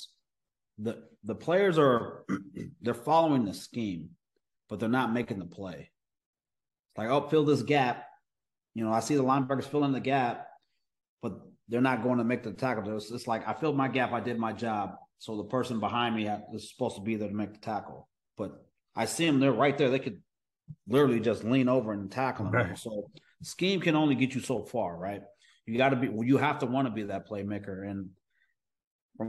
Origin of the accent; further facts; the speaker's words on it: Oklahoma, United States; I was even from Oklahoma